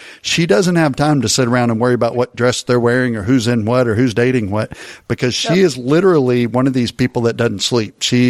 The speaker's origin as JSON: {"language": "English", "area": "near Dallas", "region": "Texas", "country": "United States", "tie": "born or raised there", "said": "When you grow up near Dallas, there's only one team"}